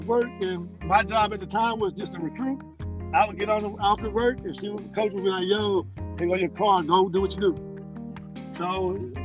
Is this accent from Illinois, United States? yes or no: no; Burlington, North Carolina, United States; moved away; So I'm from Burlington, North Carolina. I went to Burlington Cummins High School.